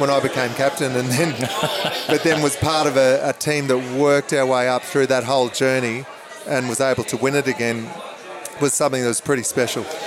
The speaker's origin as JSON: {"language": "English", "town": "Brisbane", "region": "Queensland", "country": "Australia", "tie": "born or raised there", "said": "when I grew up in Brisbane"}